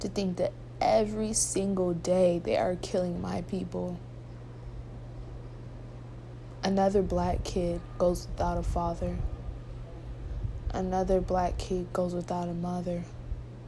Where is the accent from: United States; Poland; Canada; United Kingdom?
United States; I'm American.